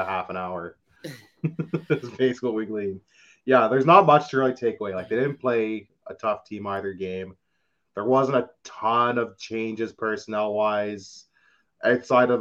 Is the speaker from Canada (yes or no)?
yes; Canada; I'm Canadian